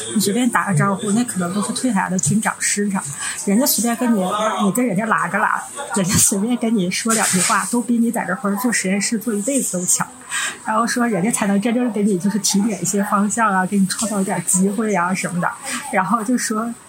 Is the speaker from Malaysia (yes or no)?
no; Northeast China, China; 我们是三个来自东北的ladies